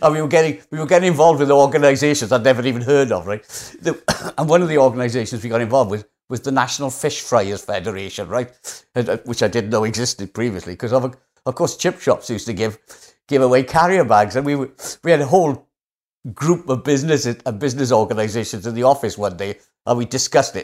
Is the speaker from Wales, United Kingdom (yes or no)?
yes; Wales, United Kingdom; accent: Welsh; How Welsh do I sound? Not that I'm not proud of being Welsh